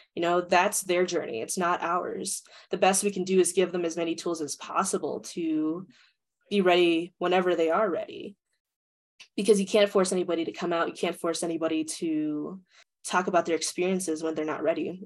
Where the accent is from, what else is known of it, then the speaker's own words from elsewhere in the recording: United States; being a Filipino American, how I perceive power and leadership because my parents are Filipino, but also my ability to flex between that because of my American upbringing